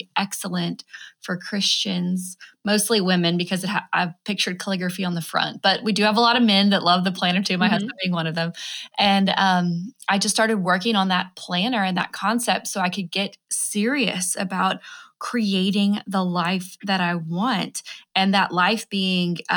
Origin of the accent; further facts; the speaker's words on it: Alabama, United States; moved away as an adult; also born or lived in New York City, United States; I'm originally from Alabama and moved up there